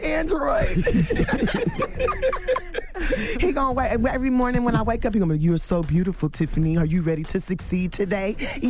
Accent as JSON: {"language": "English", "town": "Los Angeles", "region": "California", "country": "United States", "said": "I'm from South Central, like, and we start comparing our hoods"}